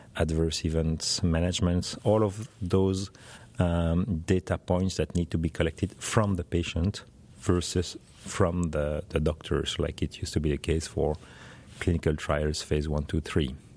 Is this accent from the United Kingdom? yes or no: no; Belgium; I'm from Belgium in Europe